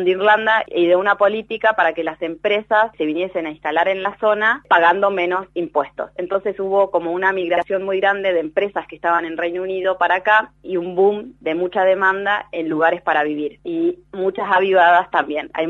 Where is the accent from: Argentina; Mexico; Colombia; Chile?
Argentina; now in Ireland; para mí, que vengo de Argentina, donde los precios cambian todo el tiempo en relación al supermercado